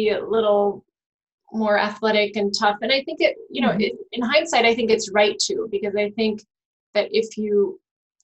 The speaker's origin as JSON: {"language": "English", "region": "Virginia", "country": "United States", "tie": "born or raised there", "said": "I grew up in Virginia, but I have German parents."}